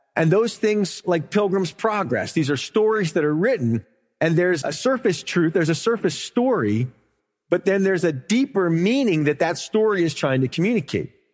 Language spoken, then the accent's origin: English; the South, United States; I'm from America. This is my home. I understand it here. I live here. It's not just America, but I'm from the South